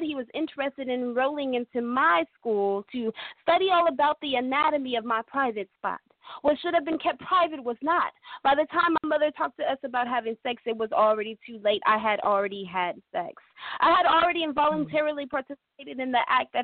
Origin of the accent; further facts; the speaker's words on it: Stockton, California, United States; I'm from Stockton, California.